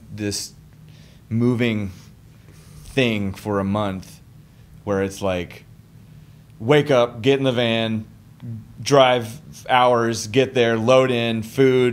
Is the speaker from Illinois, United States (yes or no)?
yes; Carterville, Illinois, United States; also born or lived in Carbondale, Illinois / Delaware; I grew up in Carterville